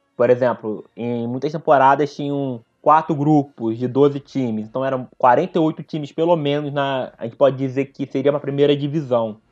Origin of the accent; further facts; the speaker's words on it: Nova Iguaçu, Rio de Janeiro, Brazil; Sou da Baixada Fluminense, de Nova Iguaçu